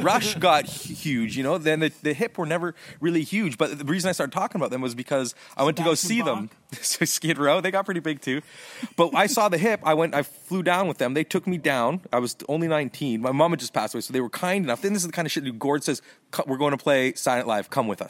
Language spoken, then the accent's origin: English; Toronto, Ontario, Canada; now in Los Angeles, United States; I went to North Toronto.